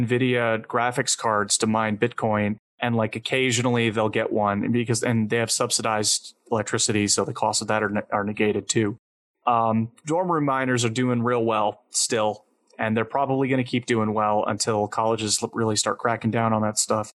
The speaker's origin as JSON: {"language": "English", "country": "United States", "tie": "born or raised there", "said": "I was born in the United States. I've been an American my entire life"}